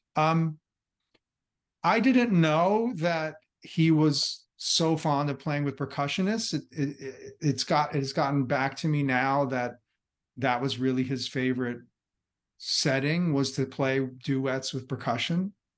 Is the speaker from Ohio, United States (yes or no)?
no; New Jersey, United States; I'm from across the bridge in, in New Jersey